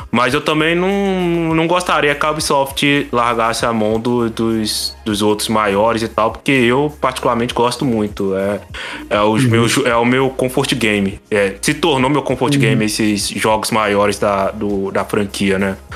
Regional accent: Minas Gerais, Brazil; Eu sou, eu sou de Minas, o que mais tem aqui é barzinho também.

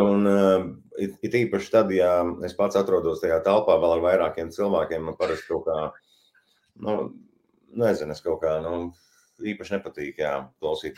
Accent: Varakļāni, Varakļāni Municipality, Latvia; moved away as an adult; esmu piedzimis Varakļānos, uzaudzis tur, pabeidzis Varakļānu vidusskolu

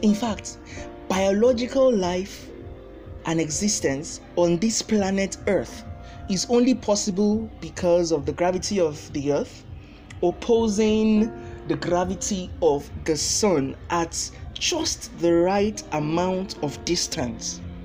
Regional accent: Nigeria; As a Nigerian

